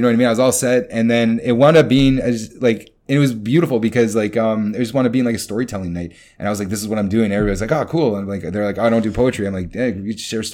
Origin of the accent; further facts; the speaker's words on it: Canada; moved away; I'm from Canada